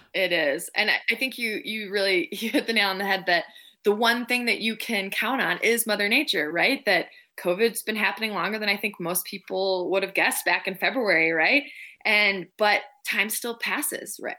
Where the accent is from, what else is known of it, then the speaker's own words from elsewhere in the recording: Minneapolis, Minnesota, United States; now in Park City, United States; I grew up right in the Twin Cities, right outside Minneapolis